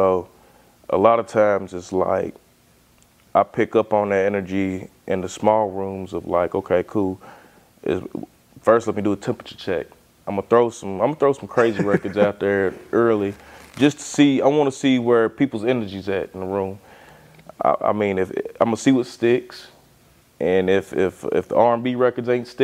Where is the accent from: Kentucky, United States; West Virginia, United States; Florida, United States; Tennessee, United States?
Kentucky, United States; Lexington; growing up here in Lexington